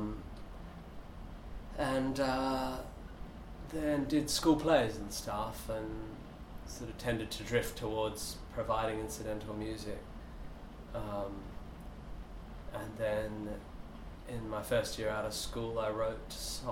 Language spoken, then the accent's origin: English; Perth, Western Australia, Australia; also born or lived in Northampton; I was home in Perth by the time I was one.